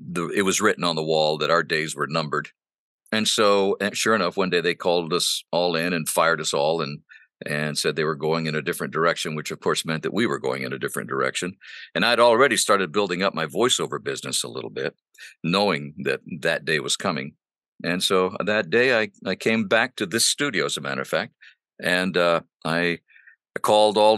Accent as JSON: {"language": "English", "country": "Honduras", "tie": "born or raised there", "first_language": "Spanish", "second_language": "English", "said": "My parents were missionaries. And I grew up in Honduras speaking Spanish. Spanish is my first language"}